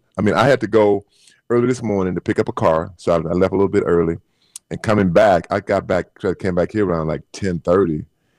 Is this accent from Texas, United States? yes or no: yes; Texas, United States; moved away; also born or lived in California; I'm from Texas